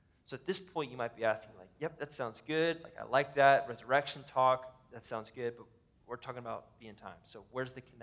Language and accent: English; Ohio, United States; now in Minnesota, United States; We live in Minnesota. I grew up in Ohio, in a tornado valley